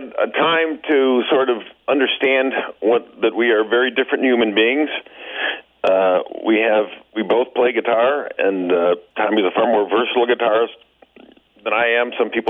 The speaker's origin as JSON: {"language": "English", "town": "Chicago", "region": "Illinois", "country": "United States", "said": "I'm from Chicago, the big city"}